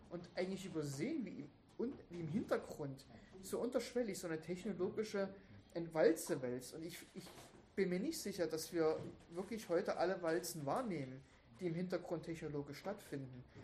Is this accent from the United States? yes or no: no; Germany; born there; accent: Berlin; Ich rede manchmal so Berlinerisch, ich bin ja ein Ossi, bin ja, in der DDR geboren.